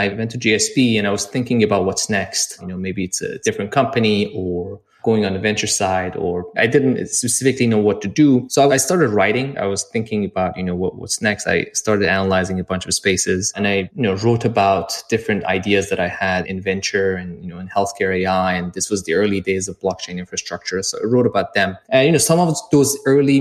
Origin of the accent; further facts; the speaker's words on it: Iran; moved away as an adult; also born or lived in London; I'm originally from Iran, and I actually lived there and grew up there and started a little company back there